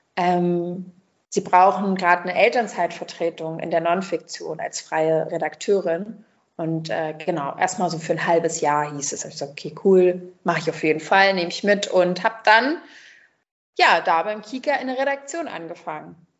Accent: Berlin, Germany; also born or lived in Brazil; Ich bin in Berlin äh, groß geworden

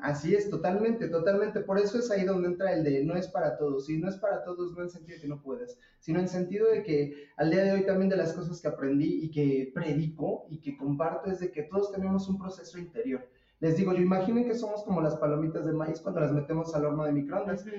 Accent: Mexico; nosotros en México

